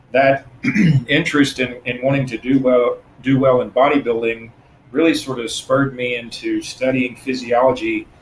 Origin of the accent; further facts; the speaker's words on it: Tennessee, United States; moved away as an adult; now in Florida, United States; So I'm originally from Tennessee. I moved to Florida about 25 years ago.